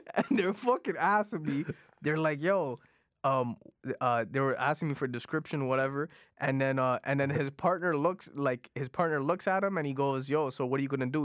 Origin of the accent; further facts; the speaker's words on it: Toronto, Ontario, Canada; first language Punjabi; English is a second language; I grew up in Jane and Finch